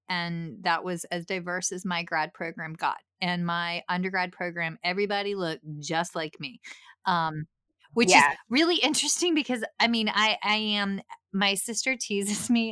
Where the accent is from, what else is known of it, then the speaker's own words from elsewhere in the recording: Appalachia, United States; accent: thick redneck; Appalachian; I grew up in the middle of Nowheresville. So my thick redneck accent, for lack of a better phrase, and I know it's Appalachia in my bones